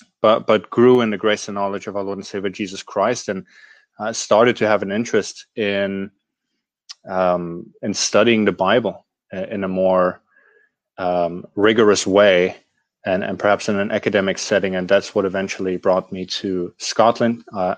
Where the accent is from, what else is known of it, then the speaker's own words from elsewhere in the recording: Germany; moved away as an adult; also born or lived in Kansas, United States; now in United Kingdom; I am originally from Germany, which is why you struggle to pronounce my last name.